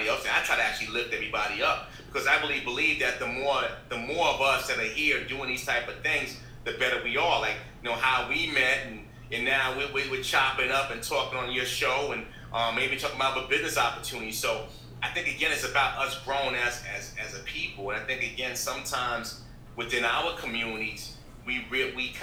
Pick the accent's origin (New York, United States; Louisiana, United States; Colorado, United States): New York, United States; New York City; I'm from the Bronx, New York